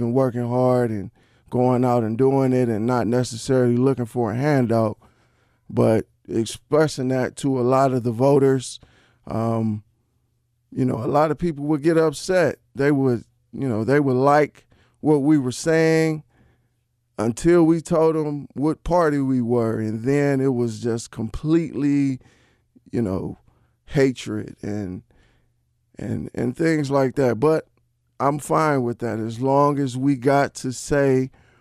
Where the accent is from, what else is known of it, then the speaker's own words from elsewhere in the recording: Cleveland, Ohio, United States; building homes here in my hometown of Cleveland, Ohio